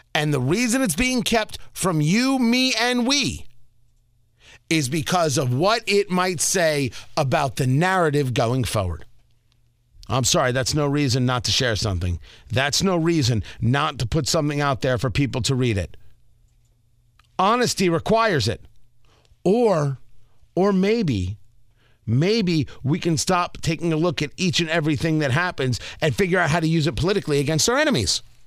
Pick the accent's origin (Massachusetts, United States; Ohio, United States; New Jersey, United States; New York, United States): New Jersey, United States; Middletown; moved away; I grew up in Middletown, New Jersey